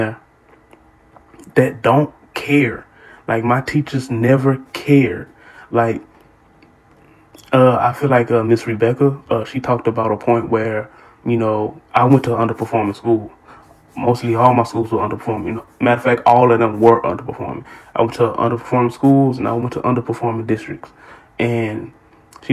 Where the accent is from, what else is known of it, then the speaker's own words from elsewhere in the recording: Houston, Texas, United States; I grew up, if you from Houston, you know what it is. Like, I grew up in Trinity Garden.